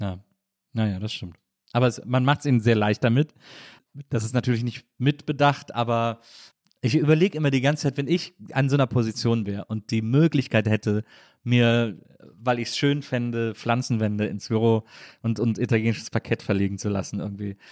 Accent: Wesseling, North Rhine-Westphalia, Germany; now in Berlin, Germany; weil ich aus Wesseling komme

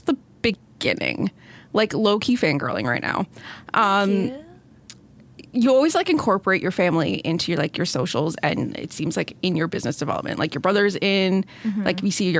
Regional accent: Timmins, Ontario, Canada; now in Toronto, Canada; I'm from Timmins

